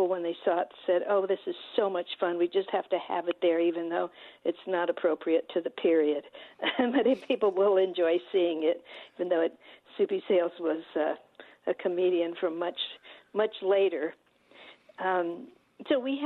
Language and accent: English; Southwest, United States; now in Detroit, United States; I'm not born and bred in Detroit. I'm from the Southwest, and I'm a newbie